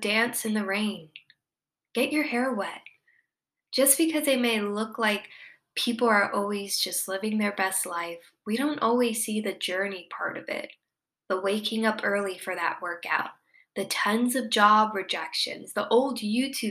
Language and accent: English; Miami, Florida, United States; moved away; I'm from Miami